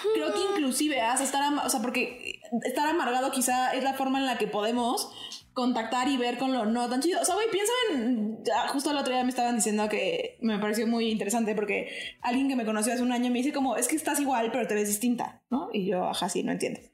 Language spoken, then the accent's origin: Spanish; Mexico; a nosotros como mexicanos